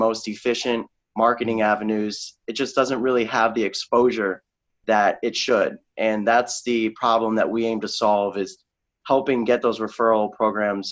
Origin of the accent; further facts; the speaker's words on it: Sarasota, Florida, United States; moved away as an adult; also born or lived in Naperville, Illinois; now in Chicago, United States; I'm originally from Sarasota, Florida